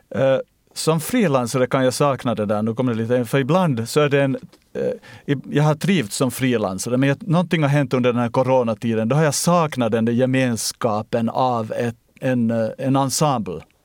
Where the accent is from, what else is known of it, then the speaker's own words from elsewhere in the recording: Ostrobothnia, Finland; now in Sweden; När jag är i svensk Finland så känner jag mig österbottnisk